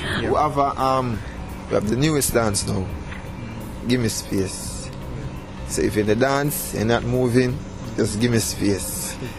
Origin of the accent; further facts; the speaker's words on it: Portmore, Saint Catherine, Jamaica; we are from Portmore